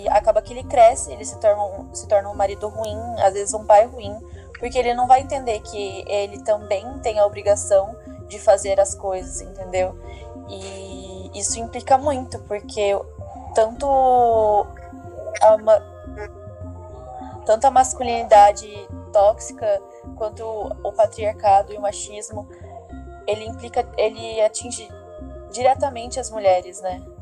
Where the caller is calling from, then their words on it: Vargem Grande do Sul, São Paulo, Brazil; eu falo de Vargem Grande do Sul. Eu tenho 19 anos